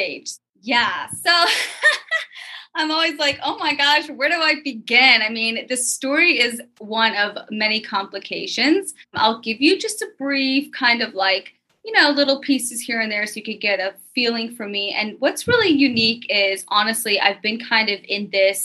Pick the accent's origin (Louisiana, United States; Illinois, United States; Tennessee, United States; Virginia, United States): Tennessee, United States; Memphis; I was born and raised in Memphis, Tennessee